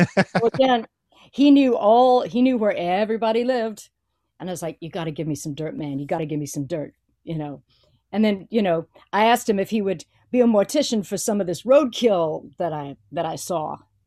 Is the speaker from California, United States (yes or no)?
no; Louisiana, United States; I'm from Louisiana